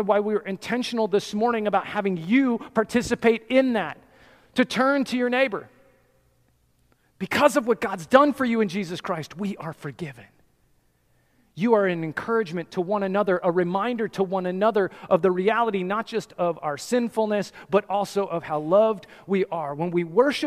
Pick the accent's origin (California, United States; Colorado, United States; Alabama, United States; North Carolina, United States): Colorado, United States; I'm from Colorado. I grew up in the mountains.